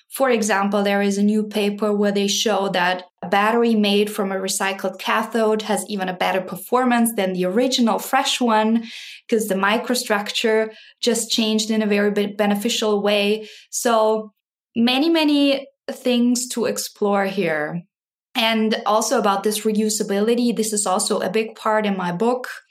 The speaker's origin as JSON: {"language": "English", "town": "Graz", "region": "Styria", "country": "Austria", "tie": "born or raised there", "moved": "as an adult", "lives_now": "Wisconsin, United States", "said": "I am originally from Austria, grew up in, in Graz"}